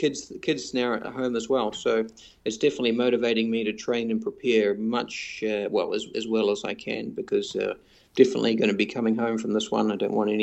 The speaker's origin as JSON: {"language": "English", "country": "New Zealand", "moved": "as an adult", "lives_now": "Singapore", "said": "I'm originally from New Zealand"}